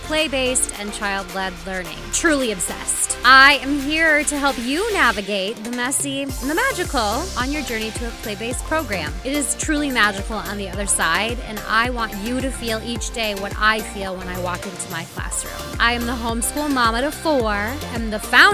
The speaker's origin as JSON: {"language": "English", "region": "Minnesota", "country": "United States", "tie": "born or raised there", "said": "being a Minnesotan"}